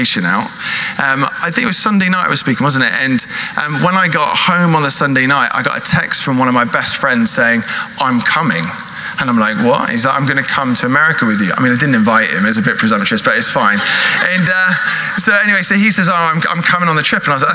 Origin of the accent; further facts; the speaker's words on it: United Kingdom; also born or lived in California; we're British